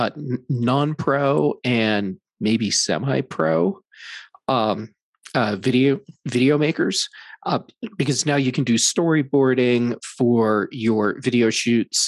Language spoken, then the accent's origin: English; Kansas City, United States; moved away; I'm originally from Kansas City